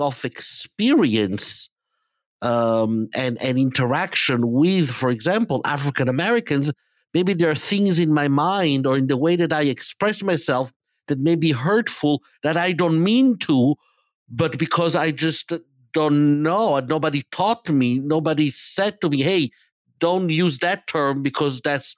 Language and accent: English; Italy; moved away as an adult; now in United States; I grew up in Italy